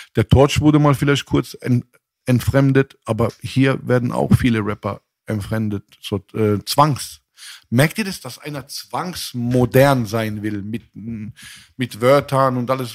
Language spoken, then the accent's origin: German; Mannheim, Baden-Württemberg, Germany; also born or lived in Frankfurt; ich bin in Frankfurt geboren und in Mannheim aufgewachsen